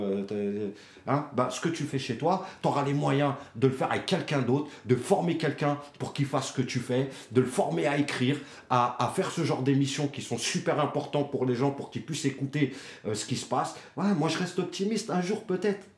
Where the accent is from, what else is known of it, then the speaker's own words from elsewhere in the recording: Dammarie-les-Lys, Île-de-France, France; now in Choisy-le-Roi, France; il y a des petites villes comme chez nous, à Damarie